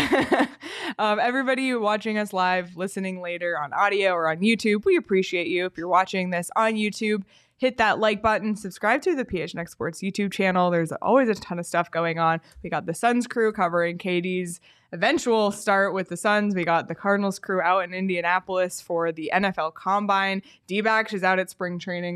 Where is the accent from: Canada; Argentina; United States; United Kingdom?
Canada; moved away; as a Canadian